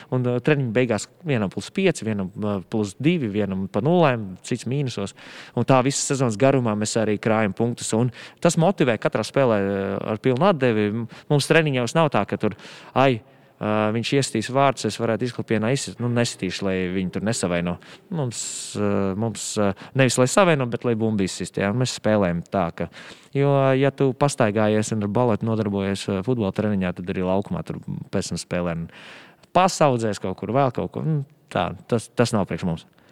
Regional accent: Madona, Madona Municipality, Latvia; moved away as an adult; also born or lived in Riga; Es esmu no Madonas, jā, pat vēl precīzāk, tuvāk Gaisiņkalnam, gandrīz jāsaka, no tāda maza ciematiņa lautara.

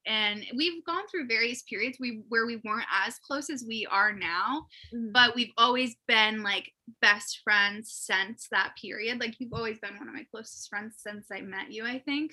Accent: Erie, Pennsylvania, United States; we're both from Erie, Pennsylvania, which is in the United States

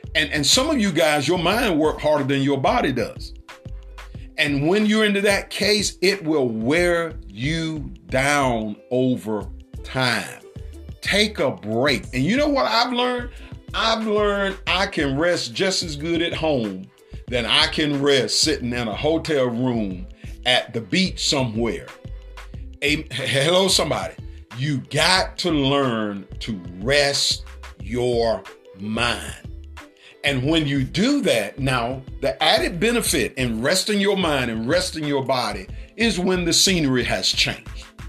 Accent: United States

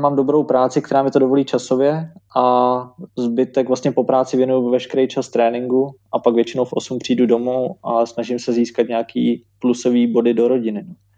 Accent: Czechia; jako první Češi

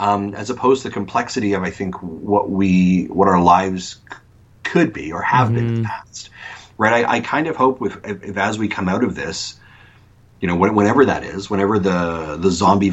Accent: East Coast, United States; born there; I was born on the East Coast, and so I was like, we haven't been back.

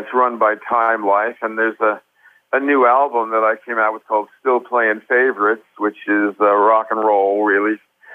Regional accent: United States; I'm an American singer

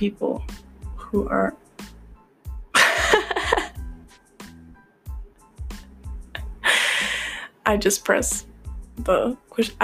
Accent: Midwest, United States; I'm American, so like, I'm Midwestern

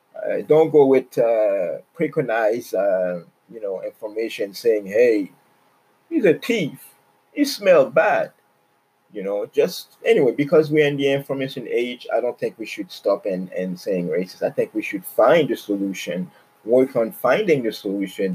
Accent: Quebec, Canada; now in Toronto, Canada; I grew up in Quebec

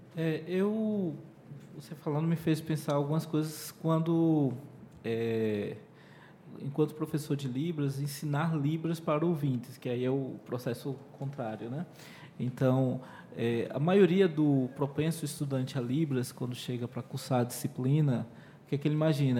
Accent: Pernambuco, Brazil; first language Portuguese; eu sou pernambucano

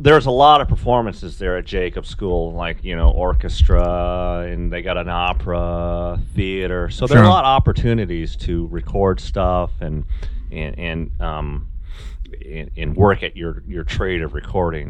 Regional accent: Seattle, Washington, United States; moved away; me growing up in Seattle

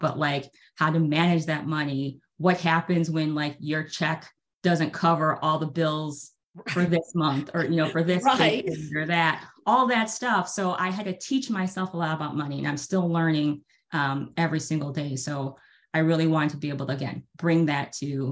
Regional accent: Chicago, Illinois, United States; we grew up in Chicago, Illinois area

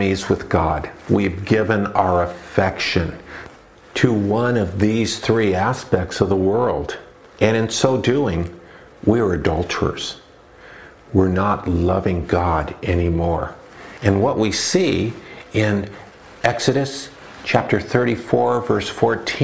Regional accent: Los Angeles, California, United States; moved away; I grew up in Southern California near East LA, a Mexican community

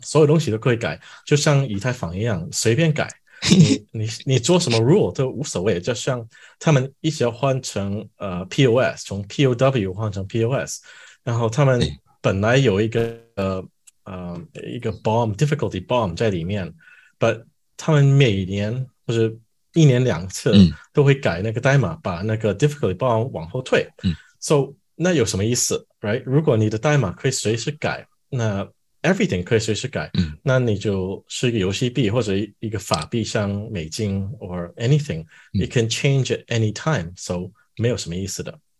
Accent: Canada; Chinese is a second language; also born or lived in Chengdu, China / Shanghai, China; 我也搬回加拿大，我是加拿大人

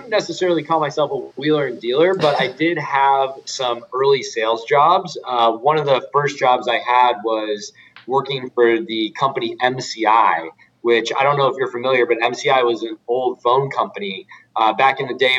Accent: Albuquerque, New Mexico, United States; also born or lived in San Diego, California / Boston; So I was born in San Diego, California. I lived there till I was six. Then I moved across the country to just outside of Boston, where I was for another 6 years, from 6 to 12. But I tell people I grew up in Albuquerque, New Mexico, 12 to 18

